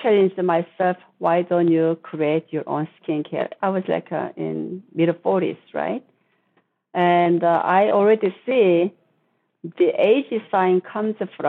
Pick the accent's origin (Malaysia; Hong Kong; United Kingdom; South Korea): South Korea; moved away as an adult; now in United States; I was born in Korea. I was living in Korea until I was 21. And then I came to the U.S. to go to college